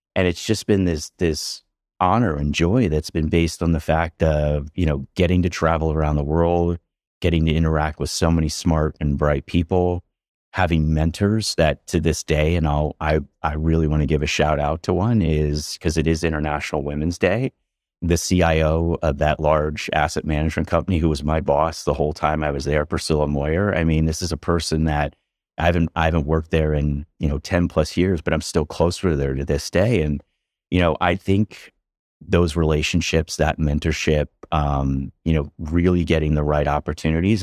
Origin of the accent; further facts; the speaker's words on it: outside of Philadelphia, Pennsylvania, United States; growing up outside of Philadelphia, kind of the middle of nowhere, farm country